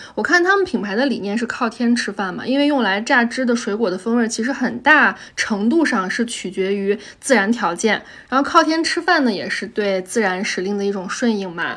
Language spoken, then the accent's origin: Chinese; Tianshui, Gansu, China; moved away; 我的家乡是甘肃天水嘛